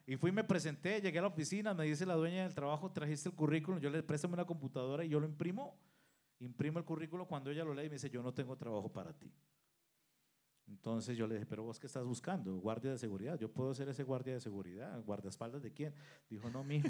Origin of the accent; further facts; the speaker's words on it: Colombia; moved away as an adult; also born or lived in Venezuela / Mexico City, Mexico; now in Saltillo, Mexico; Soy el mayor de tres hermanos. Eh, nacimos en Colombia